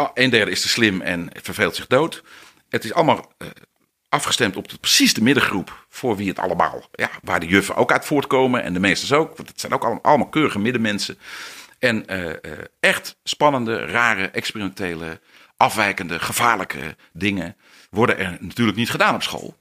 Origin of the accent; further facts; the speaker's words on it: Netherlands; we Nederlanders